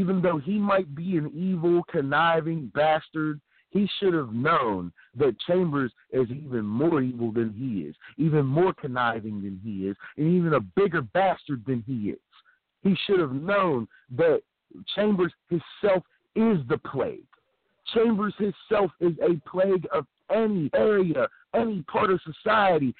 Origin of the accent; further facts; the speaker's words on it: Philadelphia, Pennsylvania, United States; moved away; also born or lived in Uniontown, Pennsylvania; I'm originally a Philly guy